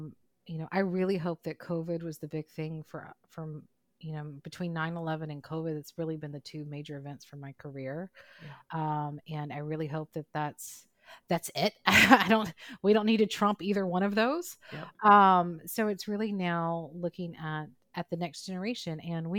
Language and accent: English; Mississippi, United States; growing up in Mississippi, which is, it's a challenging, different place to grow up than some of our other places across the country.